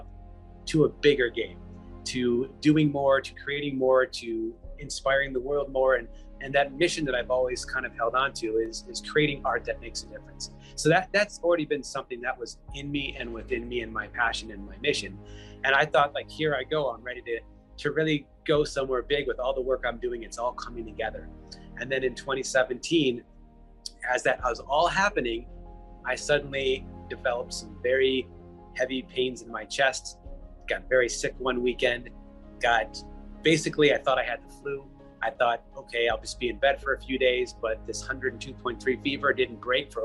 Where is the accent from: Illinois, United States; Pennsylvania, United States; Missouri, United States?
Illinois, United States; Chicago; moved away as an adult; also born or lived in Palm Springs, California / Indiana; now in Los Angeles, United States; I'm currently a resident of Los Angeles, California, born and raised in Chicago